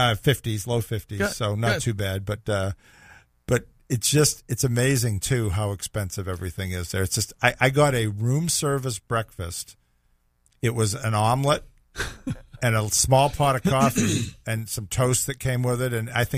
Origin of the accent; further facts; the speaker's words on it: Boston, Massachusetts, United States; also born or lived in San Francisco / Los Angeles; I grew up in the Boston area. You know, Boston's a big Northeast city.